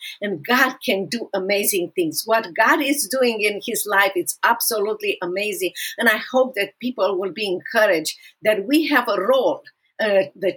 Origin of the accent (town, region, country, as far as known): Romania; English is a second language; moved away as an adult; also born or lived in Dallas, Texas; now in United States